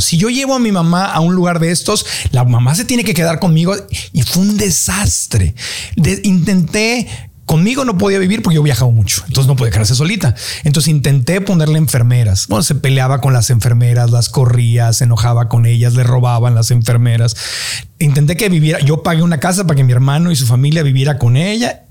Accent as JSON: {"language": "Spanish", "town": "Tijuana", "region": "Baja California", "country": "Mexico", "said": "somos ahí de Tijuana"}